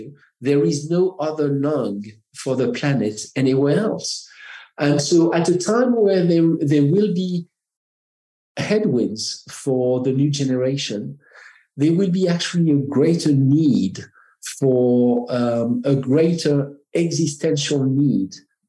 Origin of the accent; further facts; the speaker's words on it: France; accent: French; English is a second language; now in United States; Because I am French, I have an accent